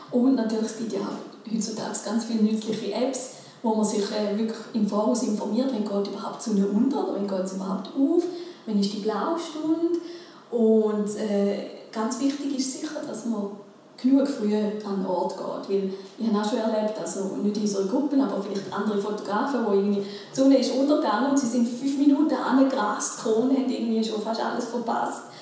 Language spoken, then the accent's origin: German; Switzerland; das sieht man ja bei uns in der Schweiz.